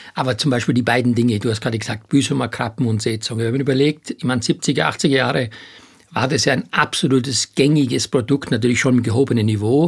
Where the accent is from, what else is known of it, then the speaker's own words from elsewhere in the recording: Styria, Austria; moved away as an adult; also born or lived in Hamburg; ich komme ja aus der Steiermark